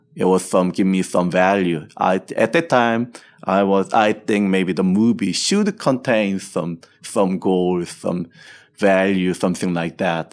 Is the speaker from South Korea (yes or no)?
yes; Seoul, South Korea; I was born and raised in Seoul, South Korea